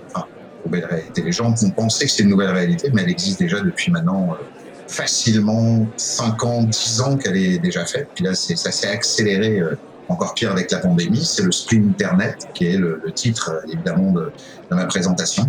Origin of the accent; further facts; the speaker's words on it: France; moved away as an adult; now in Quebec City, Canada; je suis arrivé à Québec, je suis français d'origine, je, je, suis évidemment citoyen canadien, arrivé à Québec en 2011